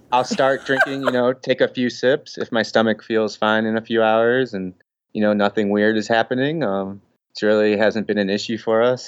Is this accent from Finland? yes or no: no; Midwest, United States; moved away; I'm from the Midwest